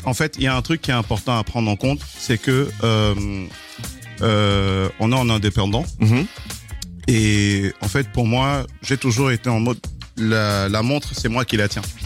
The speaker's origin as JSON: {"language": "French", "country": "Kenya", "tie": "born or raised there", "also_born_or_lived": "Cameroon", "moved": "yes", "lives_now": "France", "said": "je suis camerounais, mhm. j'ai grandi, en, grandi au Kenya. J'ai j'ai évolué en France pendant aujourd'hui plusieurs années."}